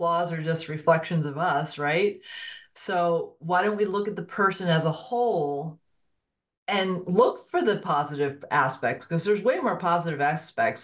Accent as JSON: {"language": "English", "area": "Fairfield County", "region": "Connecticut", "country": "United States", "tie": "born or raised there", "said": "I grew up in Fairfield County, Connecticut"}